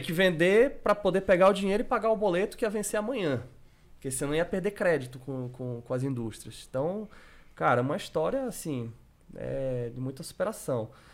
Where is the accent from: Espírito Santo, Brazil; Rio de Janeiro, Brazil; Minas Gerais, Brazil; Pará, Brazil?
Pará, Brazil; Belém; eu sou de Belém do Pará, pouquinho longe aí de São Paulo